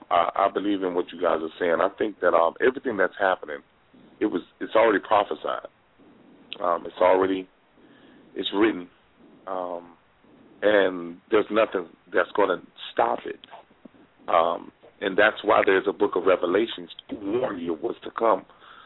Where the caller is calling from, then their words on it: Miami, Florida, United States; I'm calling from Miami, Florida.